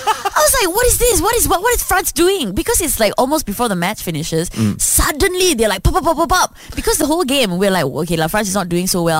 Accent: Malaysia; it's so beautiful being Malaysian.

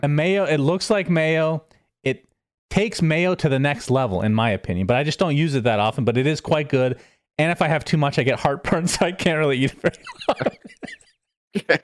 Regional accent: United States; I am American after all

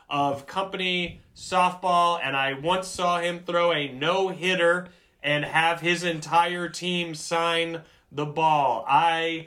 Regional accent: South Carolina, United States; I am from South Carolina, and I am one of seven children.

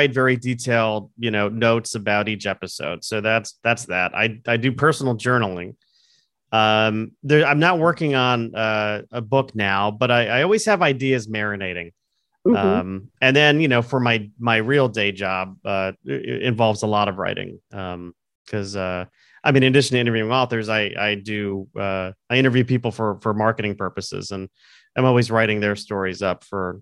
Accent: Connecticut, United States; also born or lived in Florida / Los Angeles; I've lived in Connecticut for most of my life. I was born in Florida

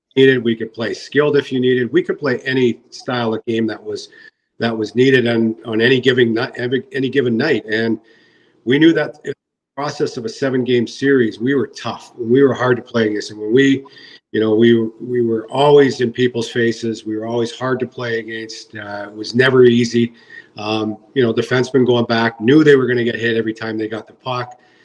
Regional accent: British Columbia, Canada; I'm from British Columbia

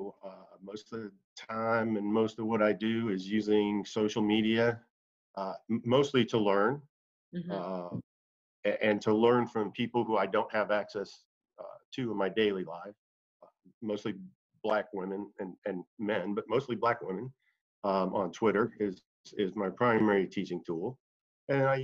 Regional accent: Indianapolis, Indiana, United States; moved away as an adult; also born or lived in Atlanta, Georgia; I grew up in Indianapolis, Indiana

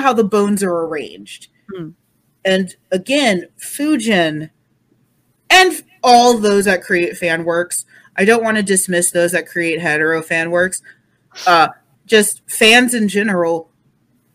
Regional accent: United States; as an American

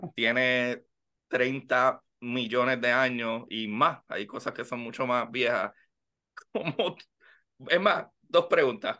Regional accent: Puerto Rico; como puertorriqueño

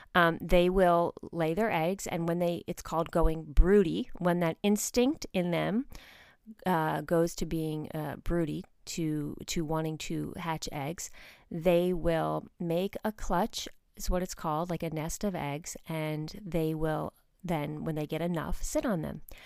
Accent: outside of New York City, United States; moved away as an adult; I grew up outside of New York City

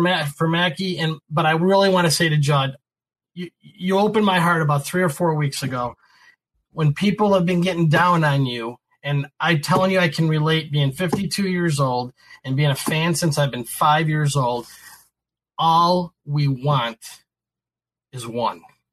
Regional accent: Rochester, New York, United States; moved away; I'm from Rochester, New York

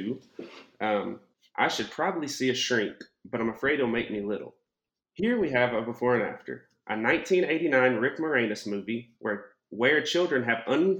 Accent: Fayetteville, Arkansas, United States; I'm from Fayetteville, Arkansas. I own my own electrical company here.

